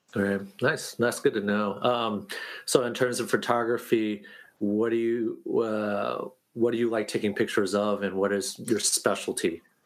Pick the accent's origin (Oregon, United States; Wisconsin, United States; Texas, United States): Oregon, United States; now in New York, United States; moved oh, yeah. to New York, my my viewpoint was different uh, coming from Oregon